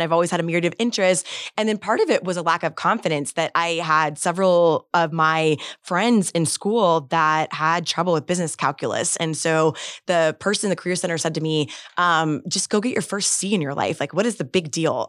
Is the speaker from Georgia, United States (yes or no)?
no; Bradenton, Florida, United States; also born or lived in Tallahassee, Florida; native Floridian, born and raised in Bradenton, Florida